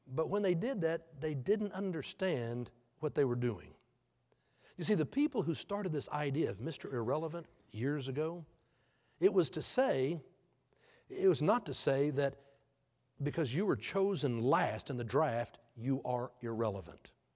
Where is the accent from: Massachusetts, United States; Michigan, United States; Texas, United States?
Texas, United States; Houston; I grew up in Houston